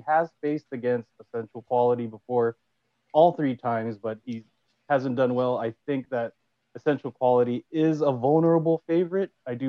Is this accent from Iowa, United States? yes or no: no; California, United States; for a California boy, and I'm from California